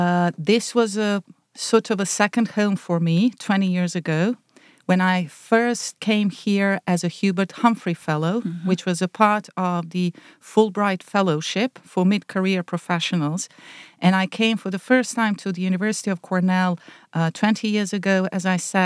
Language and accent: English; Zenica, Federation of Bosnia and Herzegovina, Bosnia & Herzegovina; now in United States; I did teaching for several years in several high schools in my hometown of Zenica in Bosnia and Herzegovina.